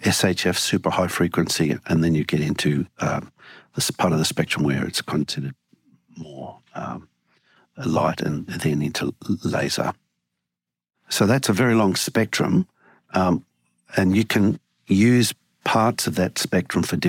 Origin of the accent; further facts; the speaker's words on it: Sydney, New South Wales, Australia; also born or lived in Valparaiso, Chile; now in Washington, United States; We moved to Australia when I was about 9 and settled in Sydney.